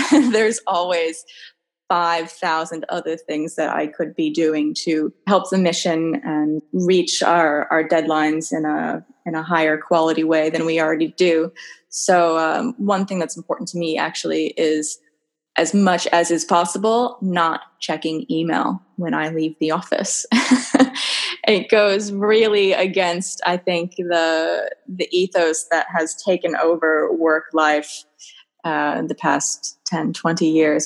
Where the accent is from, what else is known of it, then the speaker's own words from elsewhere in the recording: Massachusetts, United States; moved away as an adult; now in Sweden; I'm from Cowtown, Massachusetts, middle of nowhere, I always say Boston because it's the closest big city.